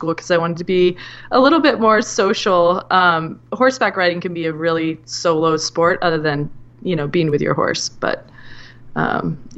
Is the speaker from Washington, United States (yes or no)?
yes; Whidbey Island, Washington, United States; also born or lived in Seattle; when I was about 1 year old, they moved to Whidbey Island